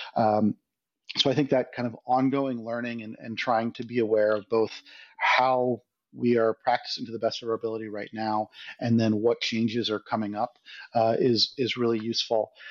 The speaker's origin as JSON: {"language": "English", "country": "United States", "said": "as an American"}